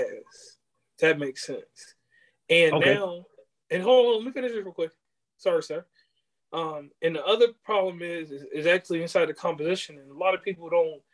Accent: Virginia, United States; accent: country; moved away; I'm from Virginia originally. It was a time when I was out there, we got different sections. You live in one of them now. We had the Tidewater, Piedmont, and then the mountainous stuff where I'm from.

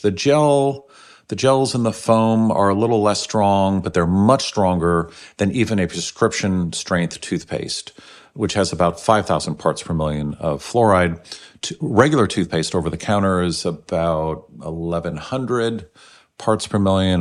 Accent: San Francisco, California, United States; I grew up in San Francisco back in the 60s

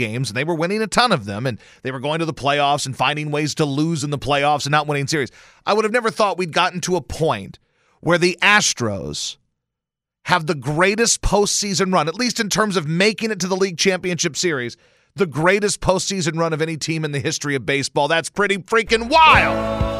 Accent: Baton Rouge, Louisiana, United States; now in Houston, United States; Man, when I was a kid, and I grew up in Baton Rouge, as you know, for the most part

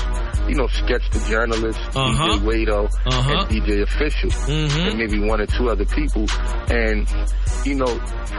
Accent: Philadelphia, Pennsylvania, United States; I'm from Philly. I'm originally from South Philadelphia. You know, grew up in South Philly until I was about maybe 12, 13. Then we moved to West Philly

